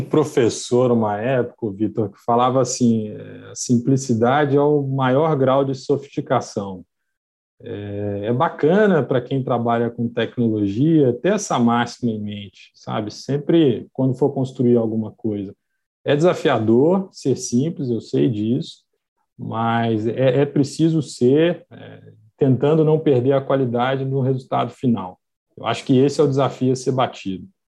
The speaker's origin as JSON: {"language": "Portuguese", "town": "Belo Horizonte", "region": "Minas Gerais", "country": "Brazil", "accent": "mineiro", "said": "eu sou mineiro de Belo Horizonte, sotaque condena, né, entrega"}